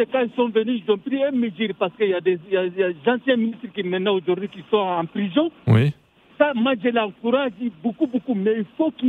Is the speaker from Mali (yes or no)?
yes; Mali; Comme moi, je suis de Mali, je peux parler du Mali.